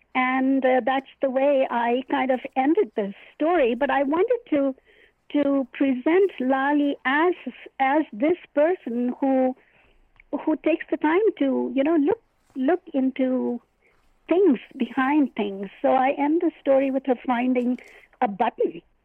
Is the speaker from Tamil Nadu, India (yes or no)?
no; Hyderabad, Telangana, India; now in United States; I was born in India in a place called Hyderabad, and I immigrated to the United States in 1967